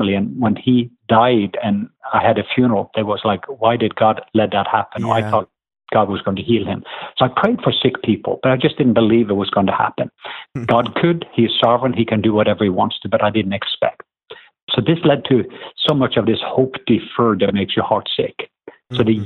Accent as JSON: {"language": "English", "region": "southwest Norway", "country": "Norway", "tie": "born or raised there", "accent": "southern", "moved": "yes", "lives_now": "Atlanta, United States", "said": "I'm from the southwest part of Norway. But we live in Atlanta. But as I grew up in Norway"}